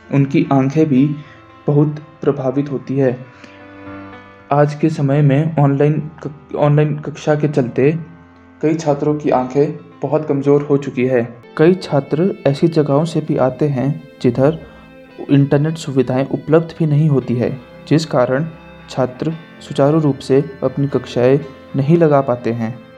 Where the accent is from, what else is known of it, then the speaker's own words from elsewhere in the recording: Bral village, Rohru, Himachal Pradesh, India; also born or lived in Shimla; मैं रोडूब में स्थित एक गांव ब्राल का रहने वाला हूं।